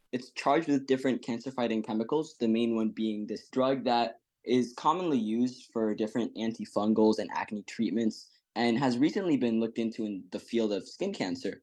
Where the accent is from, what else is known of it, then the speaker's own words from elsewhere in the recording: Ethiopia; now in Fairfax, United States; I'm a fourteen-year-old going to Woodson High School in Fairfax, Virginia, and I was born in Ethiopia.